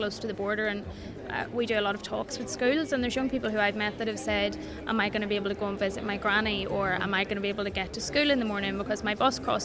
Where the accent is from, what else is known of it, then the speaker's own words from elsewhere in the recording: Newry, Northern Ireland, United Kingdom; I'm 24 years old and I'm from Newry